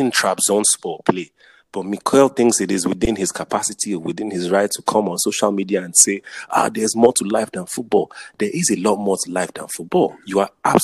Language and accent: English; Nigeria; also born or lived in Jos, Nigeria; now in United States; when I was growing up in Nigeria